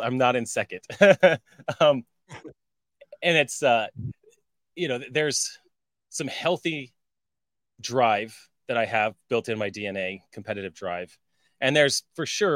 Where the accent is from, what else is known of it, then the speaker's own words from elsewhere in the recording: Colorado, United States; moved away; I was from Colorado.